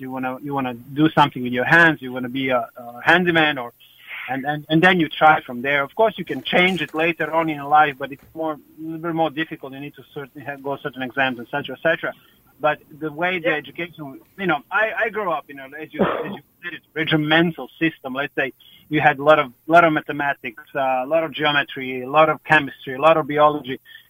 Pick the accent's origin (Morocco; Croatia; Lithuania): Croatia